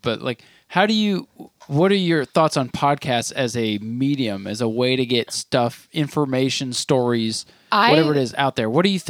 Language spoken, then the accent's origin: English; Vermont, United States; Just because we're from Vermont where there's more cows.